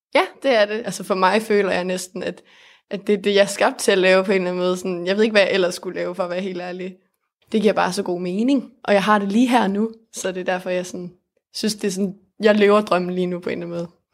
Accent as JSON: {"language": "Danish", "country": "Denmark", "said": "jeg kommer fra Els"}